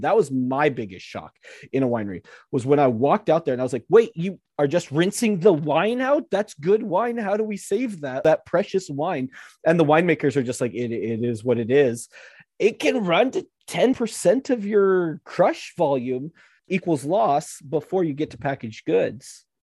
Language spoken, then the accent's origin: English; United States; we're American.